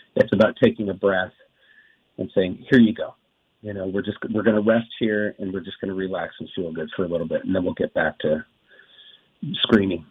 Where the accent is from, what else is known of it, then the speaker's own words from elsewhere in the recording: Wrightwood, California, United States; I grew up in the in the woods, just you know, just three miles from there, where I grew up in Wrightwood, California.